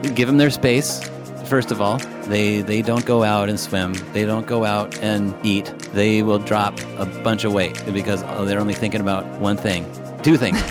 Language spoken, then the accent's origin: English; Washington, United States; I grew up in Washington State